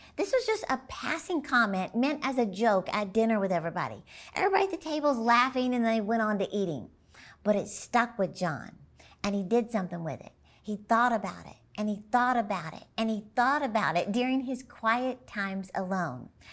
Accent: Dallas, Texas, United States; my hometown, basically, Dallas, Texas

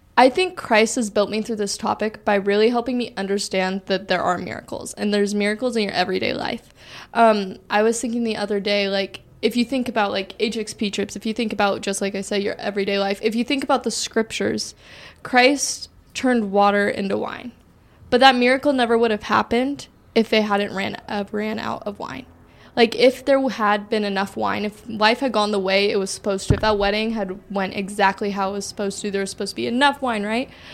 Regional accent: Washington, United States; I'm from Washington

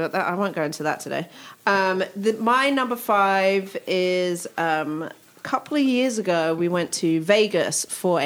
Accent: London, United Kingdom; now in Ohio, United States; I grew up in Hackney, so my uncle still has a house there

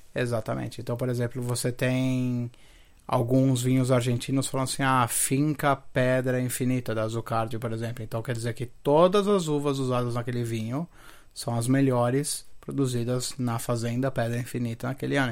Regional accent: Santo André, São Paulo, Brazil; also born or lived in Rio de Janeiro; eu sou andrense de terroir, mano. Na, na, verdade, eu nasci no Rio

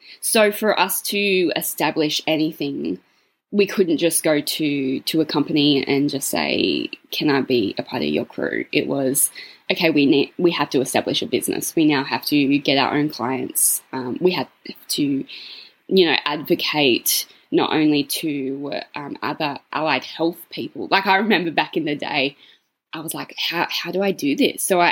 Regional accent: Cootamundra, New South Wales, Australia; my hometown of Cootamundra

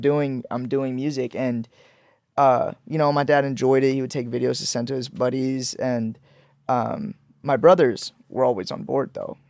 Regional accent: Leesburg, Georgia, United States; also born or lived in Pakistan / Orlando, Florida; now in Los Angeles, United States; I grew up in Leesburg, Georgia. Mm-hmm. So I moved to Leesburg, Georgia. Uh, when I moved from Pakistan, I moved to Florida, moved and spent middle school and elementary school in Georgia

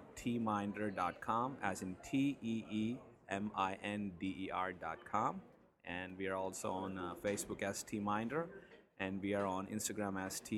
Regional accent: New Jersey, United States; I'm from New Jersey.

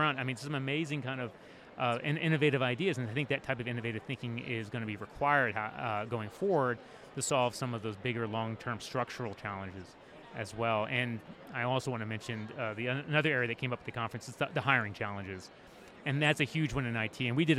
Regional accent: Washington, District of Columbia, United States; My hometown is Washington, D.C.

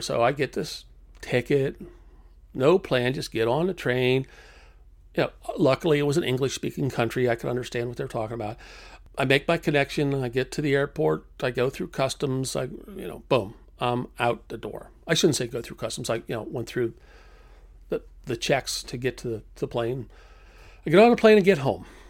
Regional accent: United States; being an American

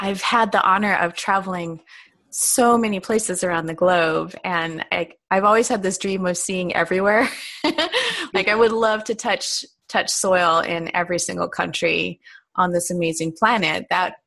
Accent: Southern California, United States; also born or lived in Hawaii; I am a Southern California native

